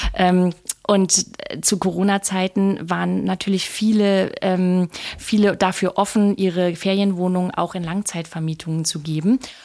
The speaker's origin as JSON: {"language": "German", "region": "Lower Saxony", "country": "Germany", "also_born_or_lived": "Southern France / Berlin / Munich / Switzerland", "moved": "as an adult", "lives_now": "Sylt, Germany", "said": "ich bin äh, Niedersächsin Vollblut-Niedersächsin"}